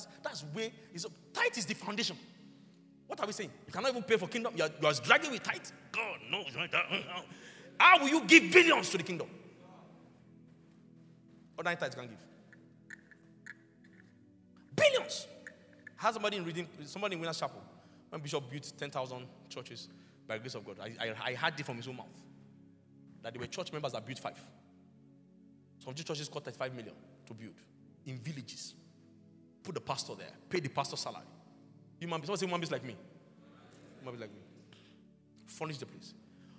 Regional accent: Lagos, Nigeria; There was literally no house in Lagos. I grew up in Lagos.

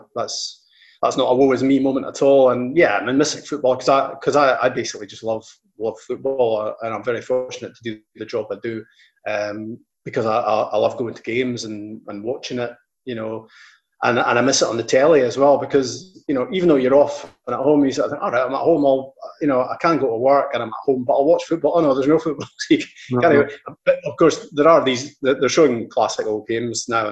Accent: Invergordon, Scotland, United Kingdom; I'm from Invergordon, so Ross County was my local team, and so I used to like play for the school in the morning and then watch Ross County

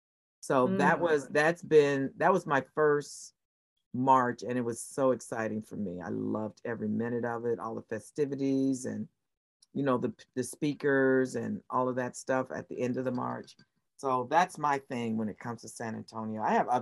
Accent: Germany; born there; also born or lived in Texas, United States; So I've lived everywhere. I was born in Germany.

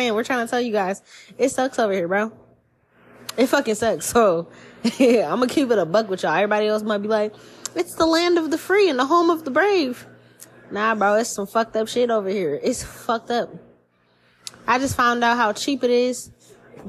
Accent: United States; As an American born and raised here

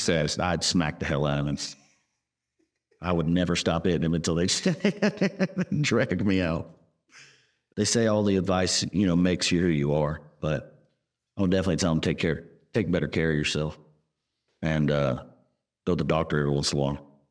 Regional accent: Texas, United States; Laser and I are from the South. We're from Texas

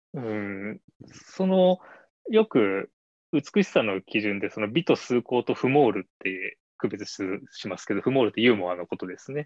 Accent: Shizuoka, Japan; moved away as an adult; also born or lived in Tokyo; 僕は静岡県で生まれて、うんまあ、あの富士山が見える町で育った

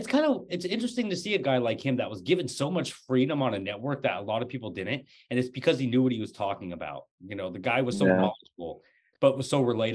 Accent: Portland, Oregon, United States; moved away as an adult; now in Washington, United States; And so like, growing up with that culture and then integrating into Portland, I grew up in Portland from age 3 to age 25.

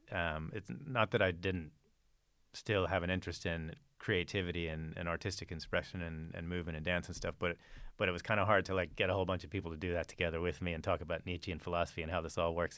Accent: Fort Worth, Texas, United States; I was raised in, in Texas, in Fort Worth, Texas

